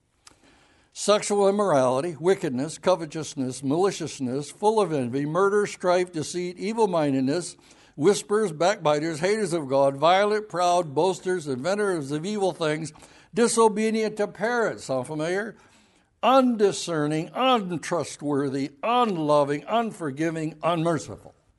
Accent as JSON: {"language": "English", "town": "Grand Haven", "region": "Michigan", "country": "United States", "tie": "born or raised there", "said": "I was raised right there in Spring Lake and Grand Haven."}